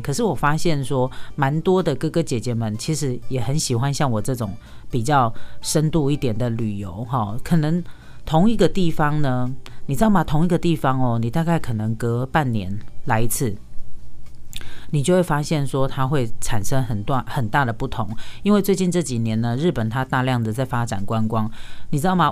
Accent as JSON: {"language": "Chinese", "country": "Taiwan", "said": "我们台湾人"}